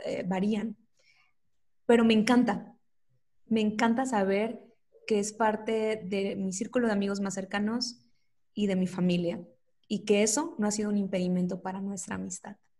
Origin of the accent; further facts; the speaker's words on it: Coatzacoalcos, Veracruz, Mexico; moved away as an adult; now in Mexico City, Mexico; Yo soy de, Veracruz, de Coatzacoalcos específicamente, y ya tengo algunos años viviendo aquí en la Ciudad de México